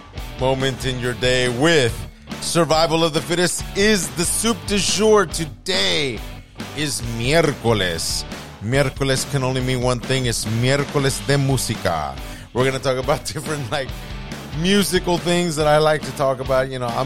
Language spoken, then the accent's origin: English; California, United States; also born or lived in Puerto Rico; growing up in California and Puerto Rico, you know, the music in the kitchens were always dominated by or rancheras, or buena salsa, or merengue